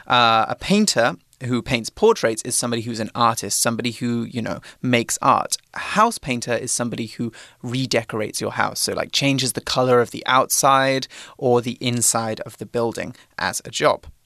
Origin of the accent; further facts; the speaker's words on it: Droitwich, West Midlands, United Kingdom; moved away; my hometown, which Aww. is a small um, British town in the middle of England, in the Midlands. It's called Droitwich.